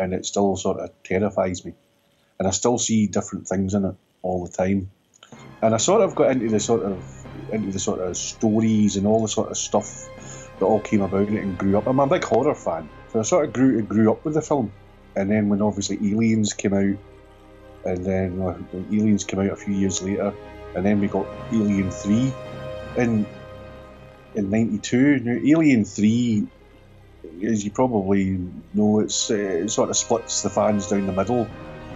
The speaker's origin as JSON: {"language": "English", "region": "Northern Ireland", "country": "United Kingdom", "tie": "born or raised there", "said": "I was brought up in Northern Ireland"}